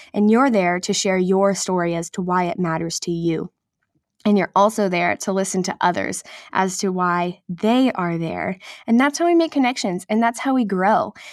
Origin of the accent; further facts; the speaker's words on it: Nebraska, United States; moved away as an adult; also born or lived in Texas / Oklahoma City / New York City; I'm from Nebraska, but I went to college in Texas at Texas Christian University